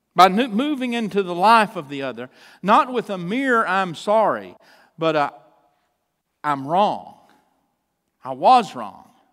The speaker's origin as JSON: {"language": "English", "town": "Chandler", "region": "Texas", "country": "United States", "tie": "born or raised there", "also_born_or_lived": "Troup, Texas", "said": "I was born in the little town where I grew up, the little town of Chandler, Texas"}